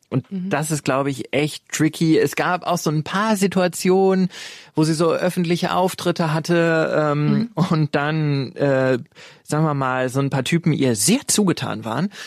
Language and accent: German; Ruhr area, North Rhine-Westphalia, Germany; Ich komme eigentlich aus dem Ruhrgebiet